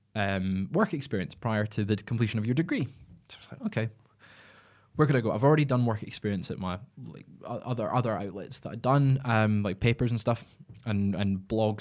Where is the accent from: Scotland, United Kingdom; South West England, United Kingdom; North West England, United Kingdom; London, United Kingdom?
Scotland, United Kingdom; I'm Scottish